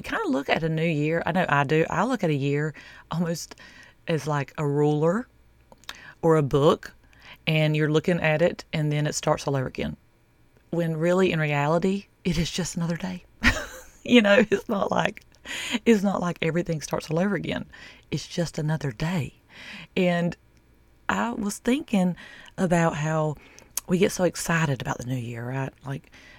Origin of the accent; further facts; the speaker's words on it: the South, United States; I'm from the South